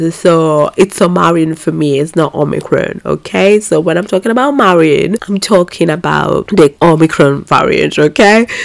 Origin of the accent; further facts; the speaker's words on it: Italy; I was just born here